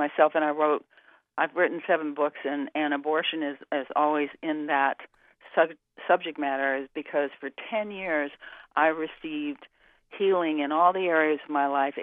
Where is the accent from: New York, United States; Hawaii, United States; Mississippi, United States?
New York, United States; New York City; I grew up on the East Coast in New York City